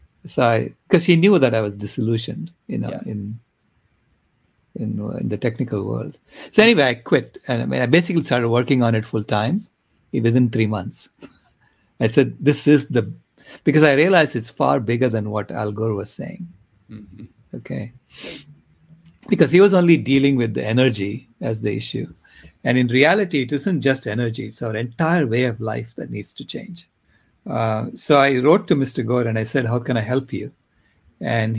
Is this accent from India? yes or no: yes; India; moved away as an adult; also born or lived in Long Island, United States / Stanford, United States; now in United States; I was born in India. And then I did my undergraduate in India. So I was there until I was 21 years old